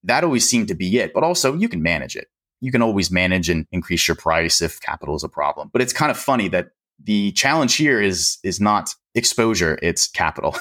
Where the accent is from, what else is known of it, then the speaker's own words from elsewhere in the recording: Pennsylvania, United States; I'm from Pennsylvania.